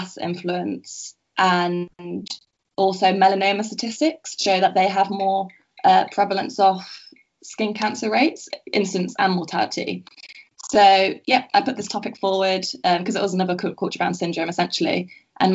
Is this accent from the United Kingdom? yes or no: yes; Nottingham, East Midlands, United Kingdom; also born or lived in Liverpool; So originally I'm from Nottingham